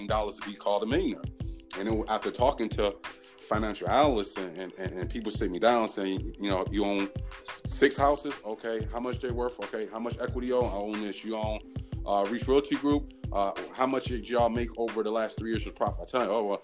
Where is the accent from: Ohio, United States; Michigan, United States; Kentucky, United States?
Michigan, United States; Detroit; I was raised on Detroit East Side in the 48205 zip code.